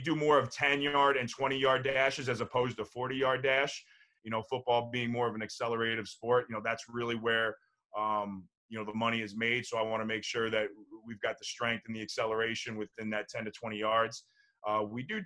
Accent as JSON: {"language": "English", "region": "New Jersey", "country": "United States", "tie": "born or raised there", "said": "growing up in New Jersey"}